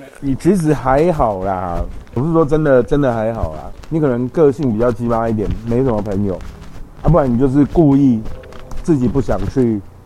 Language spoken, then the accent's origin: Chinese; Xinzhuang, New Taipei, Taiwan; 我记得我们很小的时候在新庄